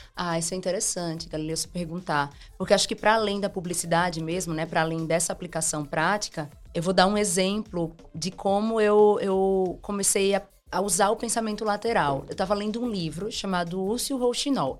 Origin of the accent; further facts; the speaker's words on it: Simão Dias, Sergipe, Brazil; moved away; also born or lived in Aracaju; eu nasci em Aracaju, mas eu fui criado em Simão Dias